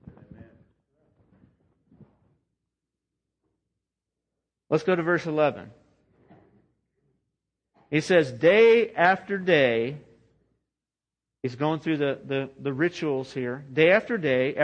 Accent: United States; as American Christians

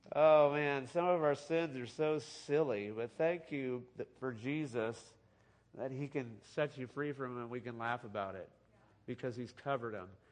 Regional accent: California, United States; I grew up in California

